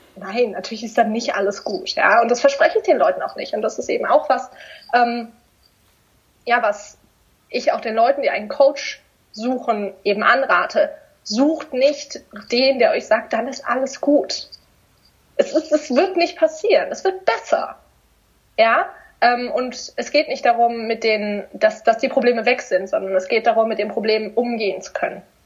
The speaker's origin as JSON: {"language": "German", "area": "near Stuttgart", "region": "Baden-Württemberg", "country": "Germany", "said": "in Stuttgart, weil ich komme aus der Nähe"}